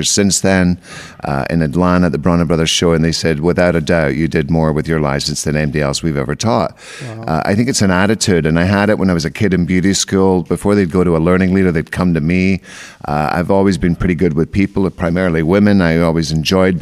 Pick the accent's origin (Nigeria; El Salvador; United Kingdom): United Kingdom; Scotland; moved away as an adult; I'm originally Scottish, so I've been here for, I came here when I'm 24